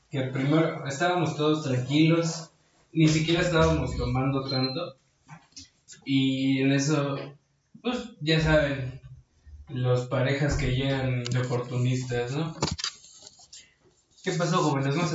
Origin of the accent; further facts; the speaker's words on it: Guanajuato, Mexico; Porque soy macho y soy de Guanajuato.